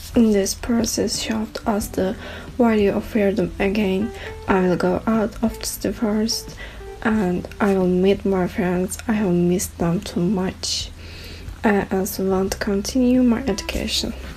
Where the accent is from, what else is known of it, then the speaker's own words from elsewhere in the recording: Turkey; I'm from Turkey